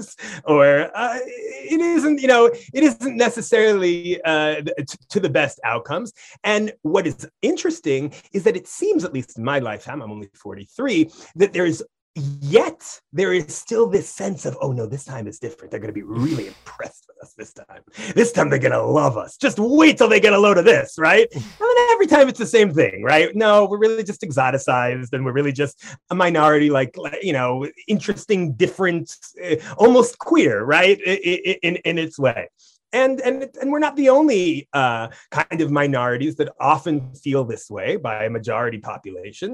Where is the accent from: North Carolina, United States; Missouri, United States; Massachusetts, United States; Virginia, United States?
Massachusetts, United States; Brookline; I grew up in Brookline, Massachusetts